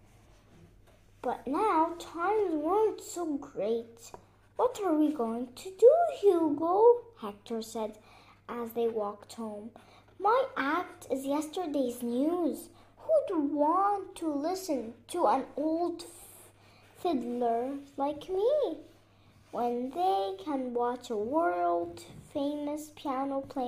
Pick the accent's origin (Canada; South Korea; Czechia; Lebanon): Lebanon; Beirut, Beirut Governorate; I'm from Lebanon, Beirut.